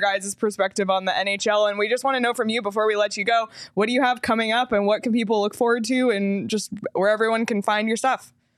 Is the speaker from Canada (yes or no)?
yes; Canada; I am Canadian